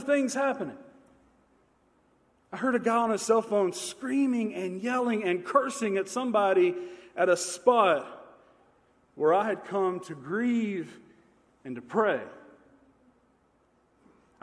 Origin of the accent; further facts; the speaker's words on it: Manchester, Tennessee, United States; I grew up outside of Manchester, Tennessee. And I grew up on a farm